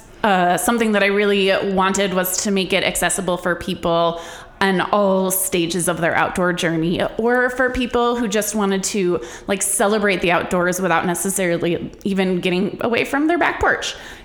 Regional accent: Duluth, Minnesota, United States; also born or lived in Norway; You know, growing up in Norway and in Duluth, I always say Duluth is like the outdoors pretending to be a town.

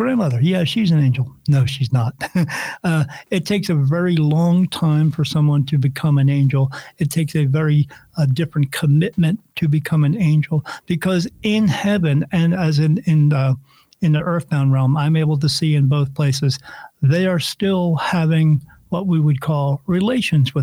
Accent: New Jersey, United States; I grew up in New Jersey

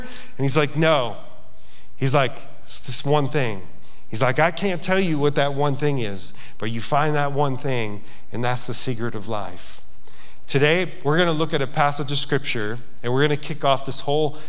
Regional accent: Yonkers, New York, United States; moved away as an adult; now in Montana, United States; I'm a city kid. I grew up in Yonkers, New York. Went to St. Bartholomew's Parochial School

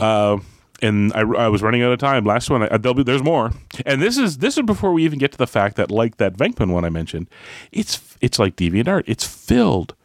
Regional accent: Canada; I'm Canadian

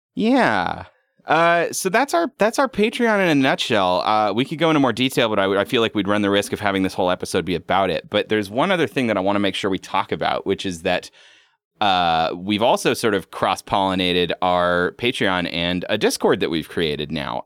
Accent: Pacific Northwest, United States; My experience growing up in the Pacific Northwest has been decidedly not supernatural

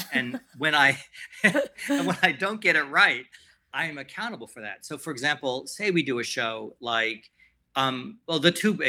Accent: San Francisco, California, United States; And I grew up in San Francisco and had enormous support around me for the arts.

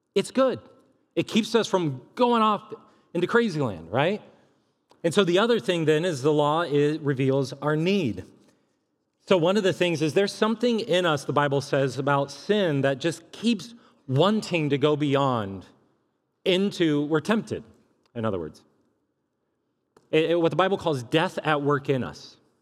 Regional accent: California, United States; moved away as an adult; now in Columbia, Missouri, United States; I was from California

